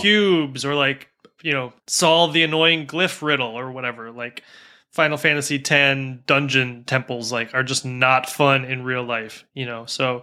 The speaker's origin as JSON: {"language": "English", "country": "United States", "tie": "born or raised there", "said": "an American who grew up in the, you know, mostly in the nineties"}